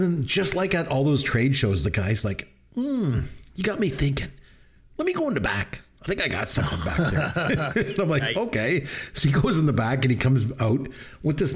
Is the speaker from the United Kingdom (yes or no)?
no; Canada; I'm Canadian